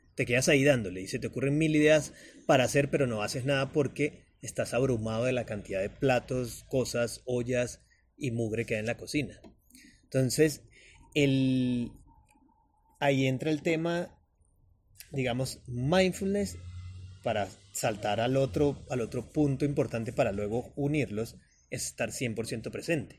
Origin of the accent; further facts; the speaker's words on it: Venezuela; moved away as an adult; also born or lived in Bogotá, Colombia; now in Medellín, Colombia; soy venezolano, con ya casi 12 años viviendo continuos acá en Colombia